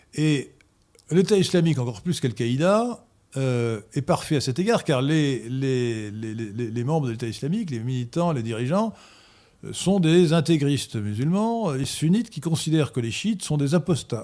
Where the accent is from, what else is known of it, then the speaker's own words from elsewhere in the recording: France; nous Français